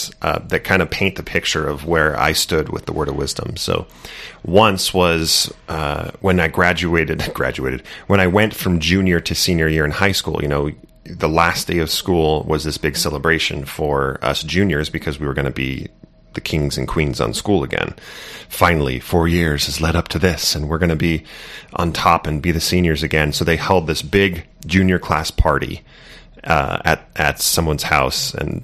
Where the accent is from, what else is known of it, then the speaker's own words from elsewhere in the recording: Santa Barbara, California, United States; Southern California, yeah, in Santa Barbara.